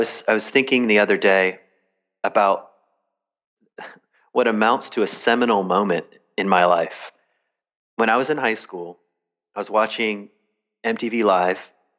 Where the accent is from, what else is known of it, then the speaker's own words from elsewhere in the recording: the South, United States; Well, I grew up down south on Jerry Falwell's lap.